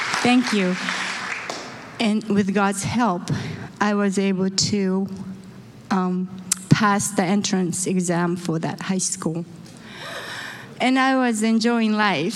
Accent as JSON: {"language": "English", "region": "Osaka", "country": "Japan", "tie": "born or raised there", "moved": "yes", "said": "I was born in Osaka, Japan."}